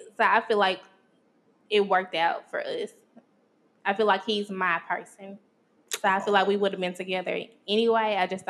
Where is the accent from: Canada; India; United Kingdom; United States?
United States; Brownsville, Tennessee; I'm from Brownsville.